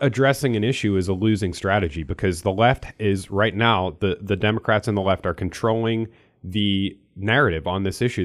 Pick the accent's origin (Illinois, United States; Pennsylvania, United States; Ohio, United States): Pennsylvania, United States; now in Missouri, United States; I'm from Pennsylvania, I don't live there anymore